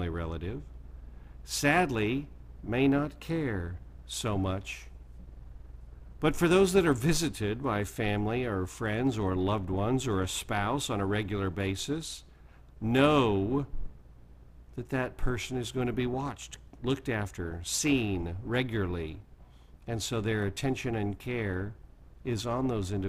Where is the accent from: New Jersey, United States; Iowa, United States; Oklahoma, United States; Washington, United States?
Oklahoma, United States; Oklahoma, where I was born and raised